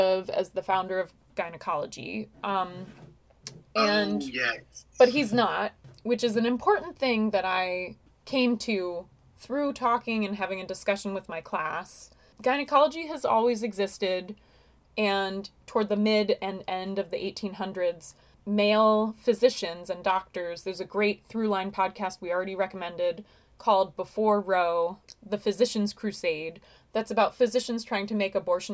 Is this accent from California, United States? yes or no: no; Long Island, New York, United States; I grew up on Long Island